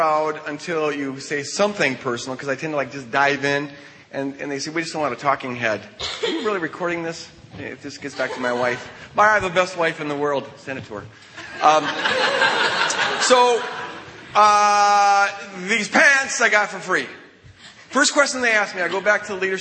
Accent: Minnesota, United States; I'm 2 hours ahead of you guys. I'm from Minnesota

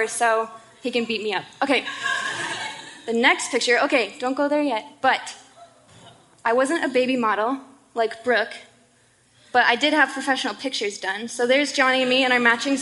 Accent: Boulder, Colorado, United States; moved away as an adult; now in Seattle, United States; I was born and raised in Boulder, Colorado, and I lived there almost my entire life until I moved here in August.

